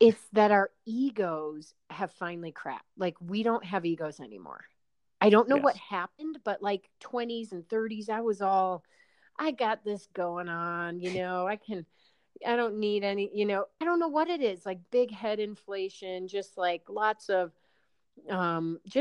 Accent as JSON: {"language": "English", "town": "Chicago", "region": "Illinois", "country": "United States", "tie": "born or raised there", "also_born_or_lived": "New Haven, Connecticut", "said": "growing up in the Chicago area"}